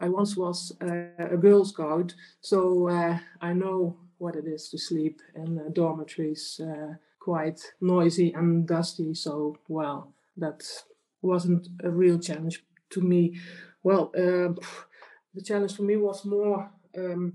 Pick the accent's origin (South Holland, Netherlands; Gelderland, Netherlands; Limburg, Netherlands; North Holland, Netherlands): Limburg, Netherlands; English is a second language; I'm from the Netherlands. But I think you might think I'm from Germany, but I'm not. I live in the very south of the Netherlands, so between the borders of Belgium and Germany